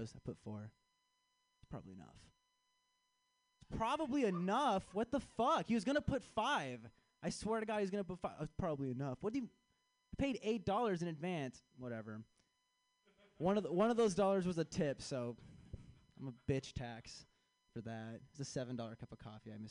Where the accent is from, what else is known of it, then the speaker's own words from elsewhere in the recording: Chicago, Illinois, United States; I am from Chicago. I'm back in town for this festival